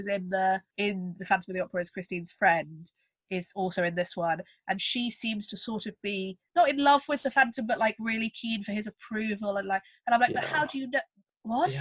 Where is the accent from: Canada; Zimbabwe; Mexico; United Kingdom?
United Kingdom; as British people